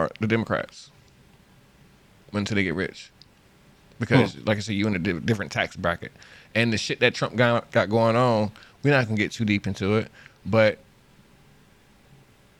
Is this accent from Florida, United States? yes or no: yes; Florida, United States; moved away; I'm from Florida